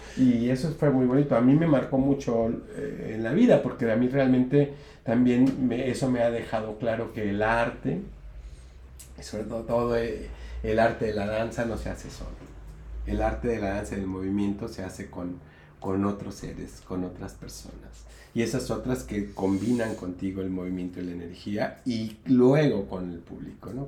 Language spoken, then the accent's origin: Spanish; Colima, Mexico; also born or lived in United States; desde primaria, después en secundaria ya empecé a hacer decisiones y empecé a bailar folclore, que era lo único que había en, en Colima